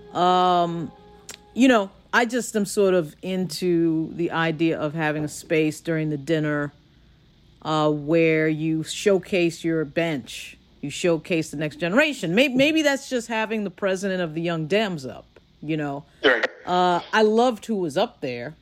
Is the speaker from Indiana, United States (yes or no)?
no; Long Island, New York, United States; also born or lived in Bronx, New York; I grew up on Long Island, but I was born in the Bronx.